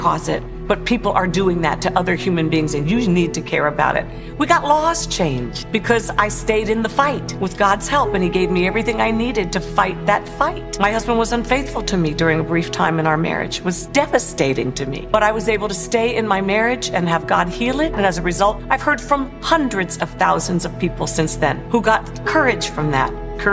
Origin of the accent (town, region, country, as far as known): Maryland, United States; born or raised there; also born or lived in Paris, France